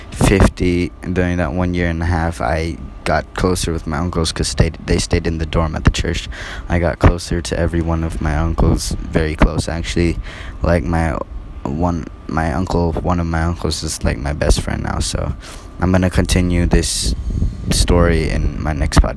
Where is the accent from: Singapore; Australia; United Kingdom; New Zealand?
Singapore; born there; also born or lived in Cambodia / America; I was born in Singapore. Well, yeah, I was born in Singapore and stayed there for six months. Then came to Cambodia for about three years. So then I went to America